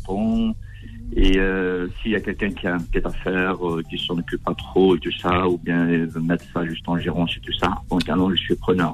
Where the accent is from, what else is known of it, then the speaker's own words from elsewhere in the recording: Paris, Île-de-France, France; je suis parisien